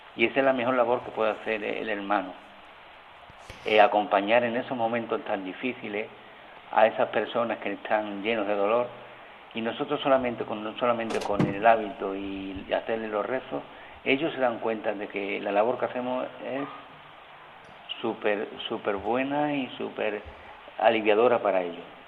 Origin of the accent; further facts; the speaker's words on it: a village in Seville province, Andalusia, Spain; moved away as an adult; now in Canary Islands, Spain; yo me crié en un pueblo chico, en un pueblo de Sevilla, un pueblo de colonización